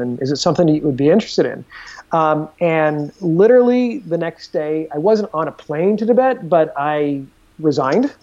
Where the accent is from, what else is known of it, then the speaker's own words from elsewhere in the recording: Des Moines, Iowa, United States; moved away as an adult; also born or lived in Chicago / Boston / New York City / Dominican Republic; I grew up in Des Moines.